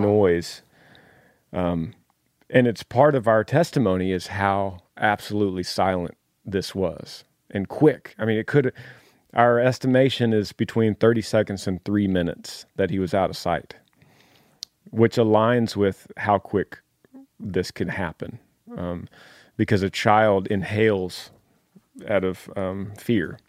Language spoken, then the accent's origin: English; Dallas, Texas, United States; also born or lived in Clifton, Texas; originally from Dallas